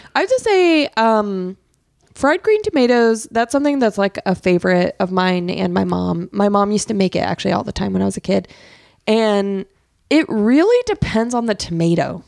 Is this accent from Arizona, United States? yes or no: yes; Arizona, United States; when I was growing up in Arizona